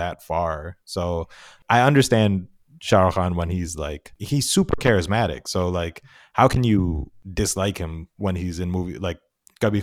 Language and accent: English; upstate New York, United States; moved away as an adult; now in Texas, United States; I'm from upstate New York, and I moved to Texas a few years ago